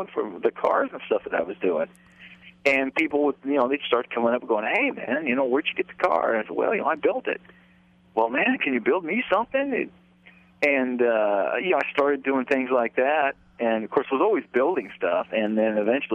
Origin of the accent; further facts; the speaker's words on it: Idaho, United States; moved away as an adult; now in Nashville, United States; Grew up out there in Idaho, and then in the early 80s I moved to Nashville